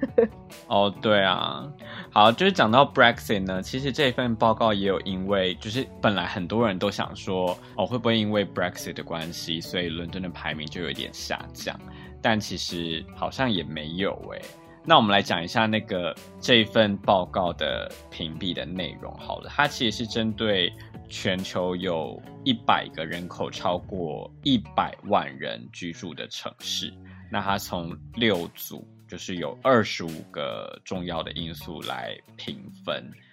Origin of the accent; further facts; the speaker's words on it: Taiwan; moved away as an adult; now in London, United Kingdom; 我来自台湾